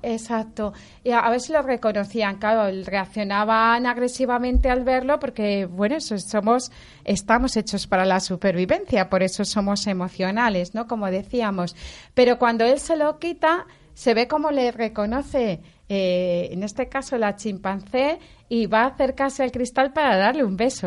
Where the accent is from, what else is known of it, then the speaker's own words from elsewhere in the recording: Valencia, Valencian Community, Spain; los dos somos de Valencia